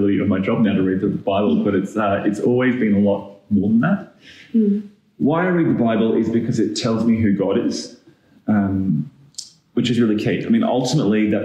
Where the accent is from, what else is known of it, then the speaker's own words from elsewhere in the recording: Australia; now in Auckland, New Zealand; I'm originally Australian